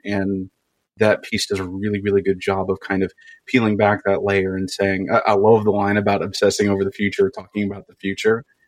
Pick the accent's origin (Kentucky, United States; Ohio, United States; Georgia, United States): Kentucky, United States; I grew up in Kentucky